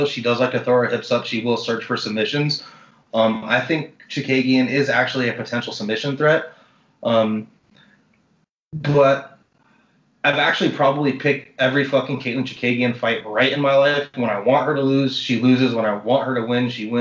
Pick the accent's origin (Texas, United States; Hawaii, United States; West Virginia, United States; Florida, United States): Florida, United States; Miami; moved away as an adult; also born or lived in Washington; I grew up in Miami, Miami-Dade County. That's where I lived until I was 27 years old. Then I moved to Washington